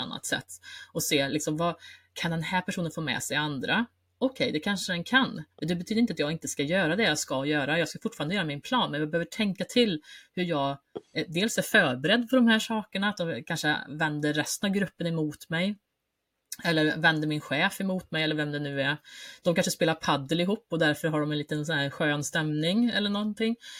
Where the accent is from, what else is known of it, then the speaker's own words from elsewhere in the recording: Värmland, Sweden; som värmlänning i grunden